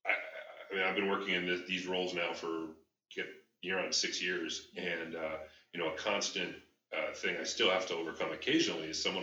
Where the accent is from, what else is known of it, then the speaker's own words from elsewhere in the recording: Detroit, Michigan, United States; You know, I grew up in the Northwest side of Detroit, in a very diverse culture. I mean, I was one of three white kids in my elementary school.